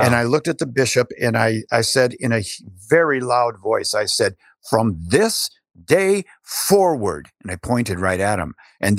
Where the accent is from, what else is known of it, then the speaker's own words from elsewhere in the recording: Iowa, United States; born there; I was born in Iowa and raised Catholic for, you know, all of my period growing up.